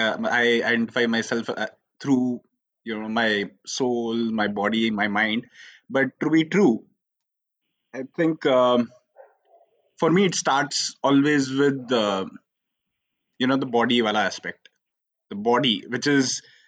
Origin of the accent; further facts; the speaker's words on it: India; I'm a boy, I'm an Indian, I'm from maybe an army background. I'm from this place. I'm from this religion.